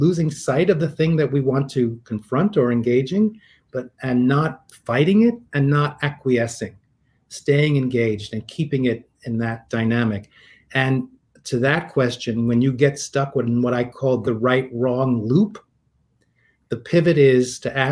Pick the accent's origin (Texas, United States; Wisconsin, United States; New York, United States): New York, United States; New York City; growing up in New York City. I'm a Queens boy